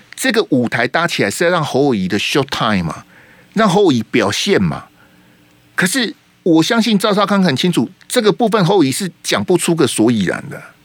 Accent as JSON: {"language": "Chinese", "country": "Taiwan", "said": "是我们台湾人在服兵役"}